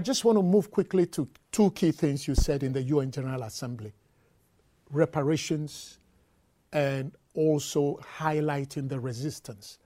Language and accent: English; Ghana; now in New York, United States; I am from Ghana